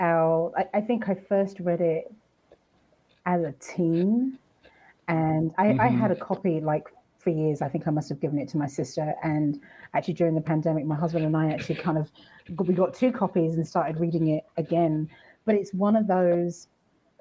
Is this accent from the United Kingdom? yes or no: yes; United Kingdom; You can hear from my accent, I'm from the UK